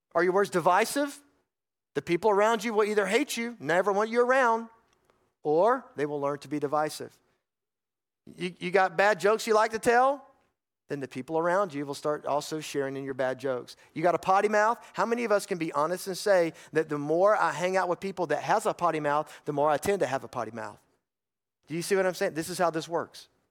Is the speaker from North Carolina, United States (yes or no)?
yes; North Carolina, United States; I grew up in North Carolina. Most of you know that. I grew up in the foothills of the mountains in some farmland area